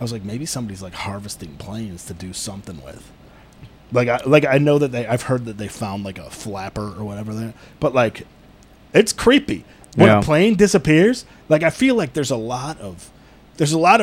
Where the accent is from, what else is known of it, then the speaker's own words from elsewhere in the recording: Chicago, Illinois, United States; I'm from Chicago